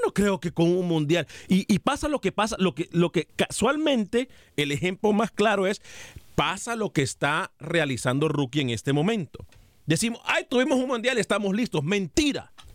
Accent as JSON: {"language": "Spanish", "country": "Honduras", "said": "soy centroamericano y soy hondureño a morir"}